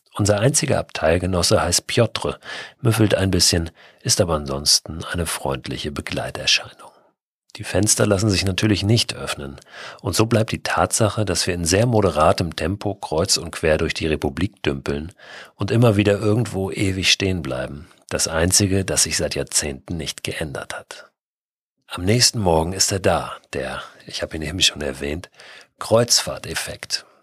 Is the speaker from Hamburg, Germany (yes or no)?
yes; Hamburg, Germany; Als Hamburger